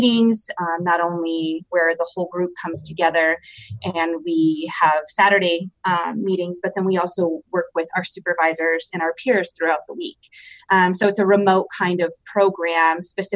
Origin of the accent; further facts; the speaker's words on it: Michigan, United States; moved away as an adult; now in Denver, United States; I am originally from Michigan and moved out here a couple of years ago to go to grad school.